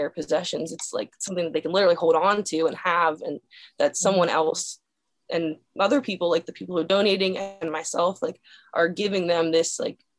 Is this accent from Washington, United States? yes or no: no; Dillsburg, Pennsylvania, United States; moved away; My hometown is called Dillsburg, Pennsylvania.